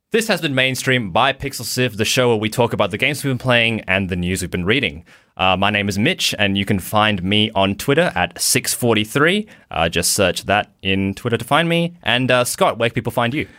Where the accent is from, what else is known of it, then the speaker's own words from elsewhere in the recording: Australia; I'm from Australia